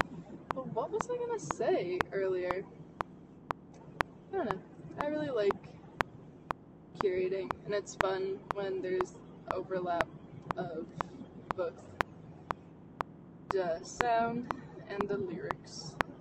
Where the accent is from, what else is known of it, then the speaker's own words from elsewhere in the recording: Chicago, Illinois, United States; I'm from Chicago, so I've witnessed Wisconsin drivers all the time